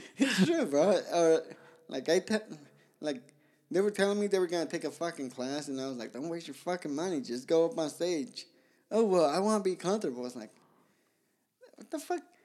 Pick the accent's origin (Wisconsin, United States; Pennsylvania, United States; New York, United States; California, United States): California, United States; Pomona; also born or lived in Guadalajara, Mexico / Zacatecas, Mexico; I grew up in Pomona